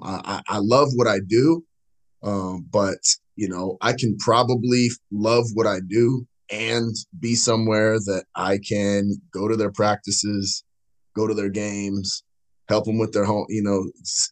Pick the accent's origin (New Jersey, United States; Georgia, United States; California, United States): California, United States; moved away as an adult; now in Dallas, United States; I'm from California